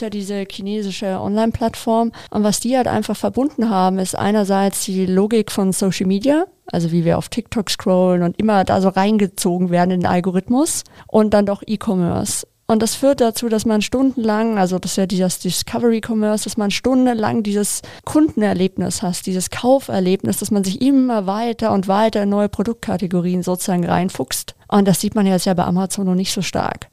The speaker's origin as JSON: {"language": "German", "town": "Munich", "region": "Bavaria", "country": "Germany", "tie": "born or raised there", "said": "München meine Heimatstadt ist"}